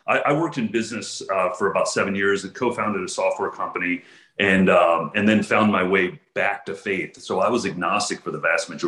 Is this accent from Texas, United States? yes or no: yes; Houston, Texas, United States; I grew up in Houston, Texas, on the north side of Houston, in the 80s and 90s